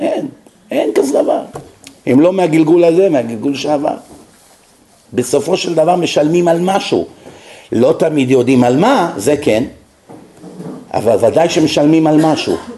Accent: Israel; כשאנחנו גדלנו במח... במדינה הזאת

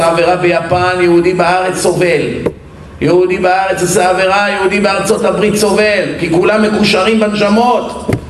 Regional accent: Bat Yam, Tel Aviv District, Israel; אני גדלתי בבת ים, ים

